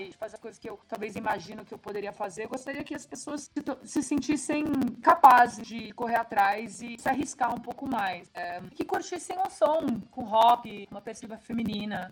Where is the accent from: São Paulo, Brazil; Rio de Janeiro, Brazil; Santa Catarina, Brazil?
São Paulo, Brazil; eu sou de São Paulo.